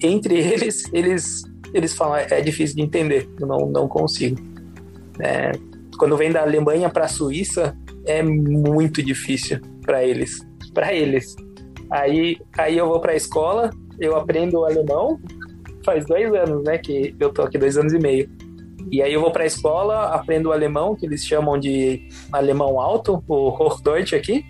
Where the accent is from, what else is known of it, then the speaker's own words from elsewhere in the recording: São Paulo, Brazil; moved away as an adult; also born or lived in United States / Liechtenstein; now in Switzerland; eu sou originalmente nascido em São Paulo. Estudei, trabalhei no, no, no Brasil